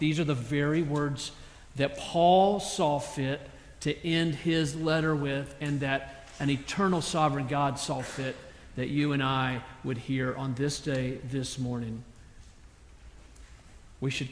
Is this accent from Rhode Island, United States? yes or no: no; South Carolina, United States; I grew up in South Carolina